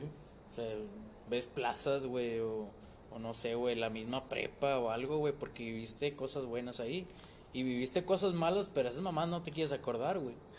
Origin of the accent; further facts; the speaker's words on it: Mexico; como todo mexicano